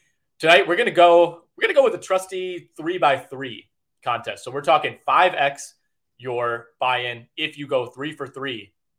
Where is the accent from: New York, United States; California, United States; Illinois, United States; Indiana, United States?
California, United States; Los Angeles; my hometown LA Lakers